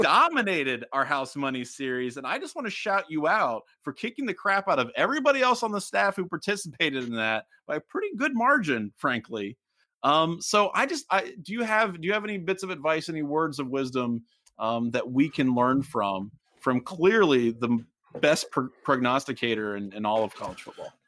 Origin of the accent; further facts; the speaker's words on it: Middletown, Ohio, United States; moved away; I'm from Middletown